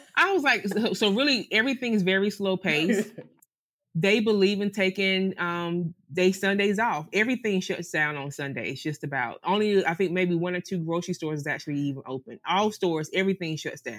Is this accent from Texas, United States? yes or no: no; North Carolina, United States; moved away as an adult; also born or lived in Greenville, North Carolina; now in Sint Maarten; we're from the South